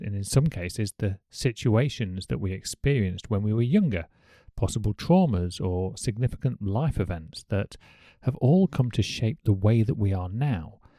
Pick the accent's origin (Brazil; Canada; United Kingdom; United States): United Kingdom; as a Brit